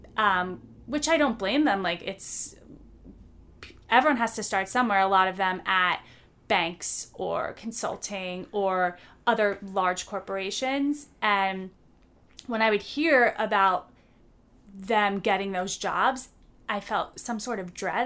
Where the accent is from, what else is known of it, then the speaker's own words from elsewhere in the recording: United States; moved away as an adult; the people I'm used to in my home country